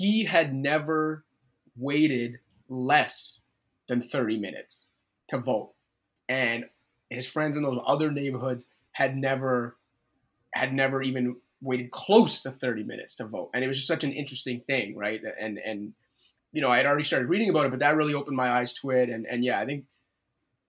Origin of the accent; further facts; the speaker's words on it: Canada; we're from Canada